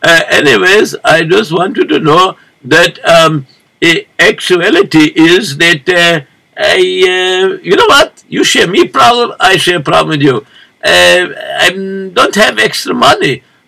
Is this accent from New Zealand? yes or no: no; Morocco; English is a second language; now in United States; That is because, if you notice, that I come from Morocco, and very not so always good over there.